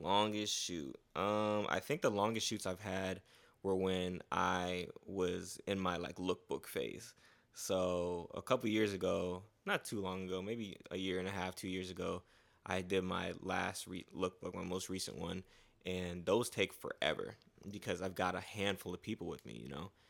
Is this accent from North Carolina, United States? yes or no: no; Fort Lauderdale, Florida, United States; also born or lived in Gwinnett County, Georgia / Haiti (family); now in Atlanta, United States; I came from South Florida, so I grew up in South Florida, Fort Lauderdale